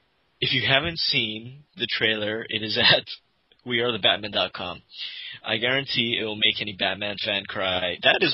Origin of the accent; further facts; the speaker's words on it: Vancouver, Washington, United States; I am trying to organize one such event in my hometown, Vancouver, Washington.